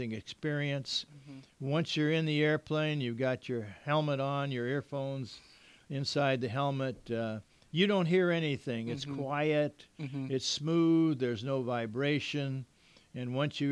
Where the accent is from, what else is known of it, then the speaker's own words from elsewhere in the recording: Miami, Florida, United States; moved away as an adult; also born or lived in Westover, Massachusetts; now in Southern California, United States; born and raised in Miami